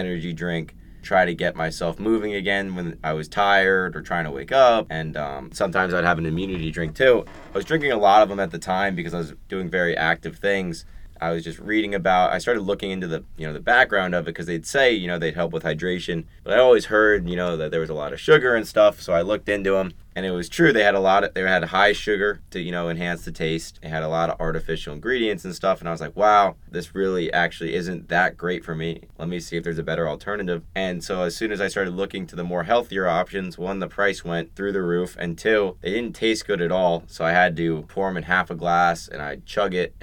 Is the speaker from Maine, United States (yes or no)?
no; Fort Lauderdale, Florida, United States; moved away as an adult; now in Waco, United States; I'm from Fort Lauderdale, Florida